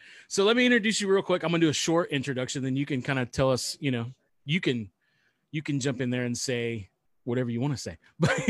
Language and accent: English; Ohio, United States; Yeah, it's in Southeast Ohio. We're from Ohio.